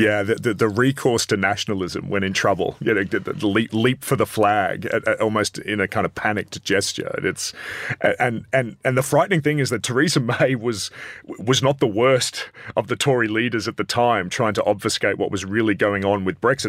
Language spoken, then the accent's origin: English; Adelaide, South Australia, Australia; I'm from Adelaide